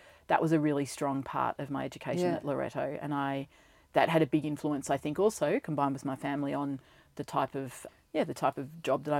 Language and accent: English; Ballarat, Victoria, Australia; now in Melbourne, Australia; Well, I grew up in Ballarat. Yep. So I am not really a country girl. It was in the township of Ballarat.